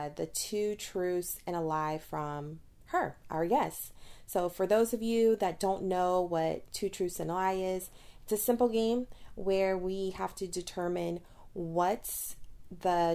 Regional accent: Titusville, Florida, United States; also born or lived in Baton Rouge, Louisiana; I grew up in Titusville, Florida, which is a predominantly white town.

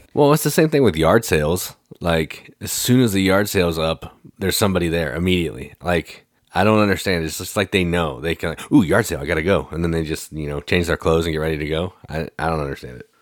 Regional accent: Midwest, United States; I'm from the Midwest

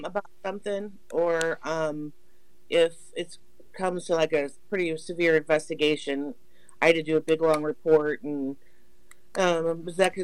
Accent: Portage, Indiana, United States; I live in Portage, born and raised in Portage.

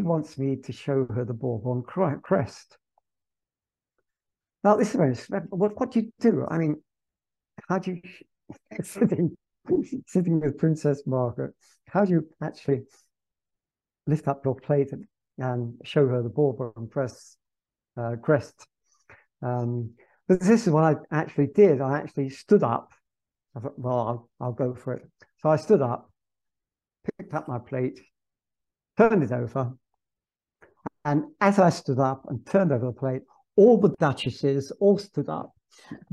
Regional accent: England, United Kingdom; moved away as an adult; also born or lived in Naples; I'm English, and because I teach English

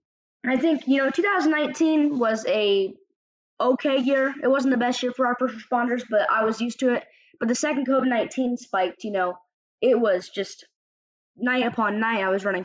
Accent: Altamonte Springs, Florida, United States; my hometown of Orlando, or Altamont Springs to be exact

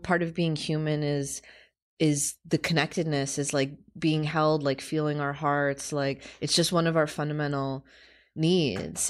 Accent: United States; We grew up in America

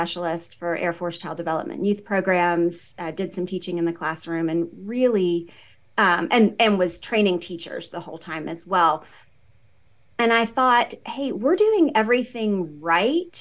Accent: the South, United States; moved away as an adult; now in Colorado, United States; I'm from the South

